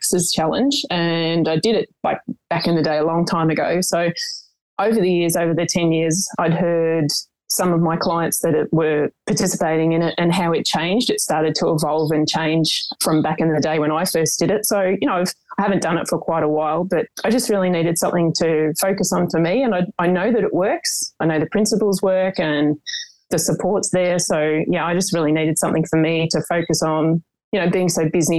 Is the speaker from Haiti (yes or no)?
no; Melbourne, Victoria, Australia; now in Portland, Australia; I'm originally from Melbourne